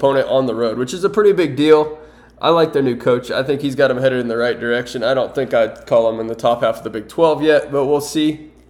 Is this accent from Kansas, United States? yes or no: yes; Rozel, Kansas, United States; I was born and raised in Roselle. I attended Pawnee Heights High School before I went to K-State, and I moved back and am on the family farm.